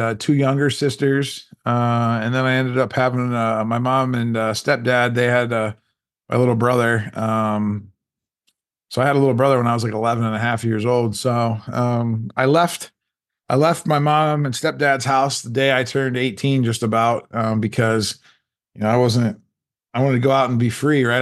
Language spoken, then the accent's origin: English; Canton, Ohio, United States; I grew up in, uh, Canton, Ohio